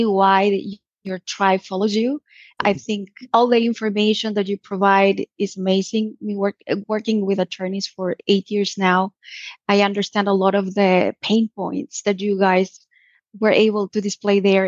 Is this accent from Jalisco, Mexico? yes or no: yes; Puerto Vallarta, Jalisco, Mexico; Puerto Vallarta is my hometown. This is where I grew up.